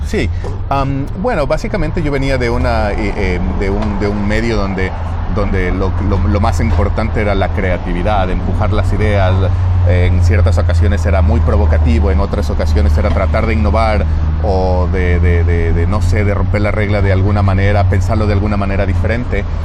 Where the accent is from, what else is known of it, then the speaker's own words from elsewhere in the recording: Quito, Pichincha, Ecuador; moved away as an adult; now in United States; yo soy de, originalmente de Quito, de Ecuador. Y nada, he estado viviendo aquí en los Estados Unidos por más o menos 17 años